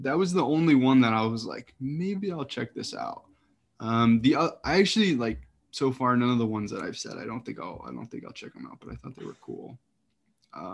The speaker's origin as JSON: {"language": "English", "region": "Midwest", "country": "United States", "tie": "born or raised there", "moved": "yes", "lives_now": "East Coast, United States", "said": "I grew up in the Midwest"}